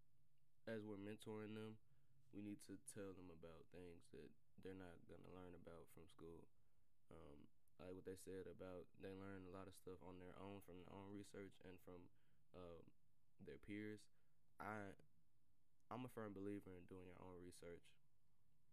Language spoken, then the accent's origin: English; the South, United States; I'm from the South too